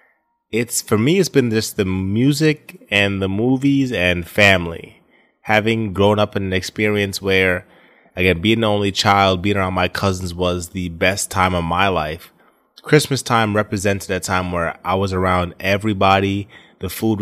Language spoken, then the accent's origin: English; Poughkeepsie, New York, United States; now in Florida, United States; I spent most of my time growing up in New York, Poughkeepsie, New York